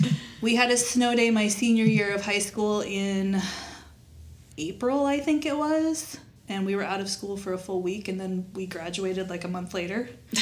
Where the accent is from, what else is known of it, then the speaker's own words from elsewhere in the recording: Wyoming, United States; moved away as an adult; also born or lived in Indiana; now in Florida, United States; So, I was born in Indiana. My dad did not want to be around farming all his life or all his kids' life. So, as soon as he could move us out of Indiana, we did. And he got transferred to Wyoming.